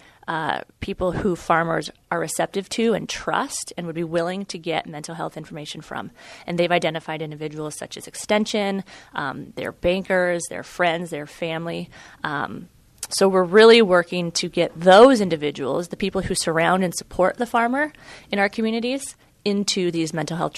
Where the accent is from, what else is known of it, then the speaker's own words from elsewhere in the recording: Central Iowa, United States; moved away as an adult; now in Marshfield, United States; I'm originally from Central Iowa. I'm from a corn and soybean farm there